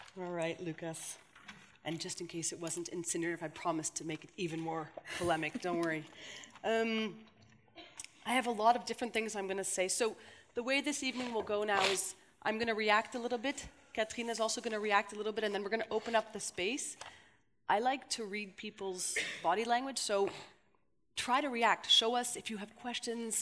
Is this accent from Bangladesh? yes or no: no; Canada; now in Belgium; I see it as a Canadian